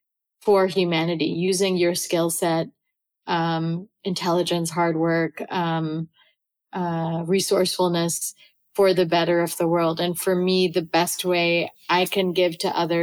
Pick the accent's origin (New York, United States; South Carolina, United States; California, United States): New York, United States; New York City; also born or lived in Salvador da Bahia, Brazil / Cambridge, Massachusetts; I was born and raised in New York.